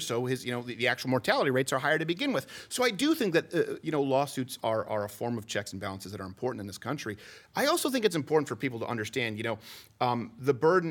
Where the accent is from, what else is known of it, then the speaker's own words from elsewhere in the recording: Canada; now in United States; I'm French Canadian